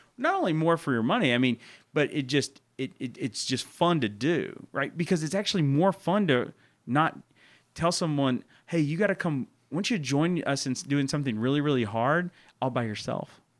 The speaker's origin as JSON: {"language": "English", "town": "Murfreesboro", "region": "Tennessee", "country": "United States", "also_born_or_lived": "Texas", "moved": "as an adult", "lives_now": "Memphis, United States", "said": "I'm from Murfreesboro, Tennessee."}